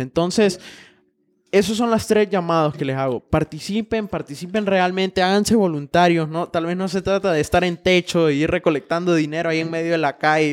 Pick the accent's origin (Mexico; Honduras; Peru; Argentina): Honduras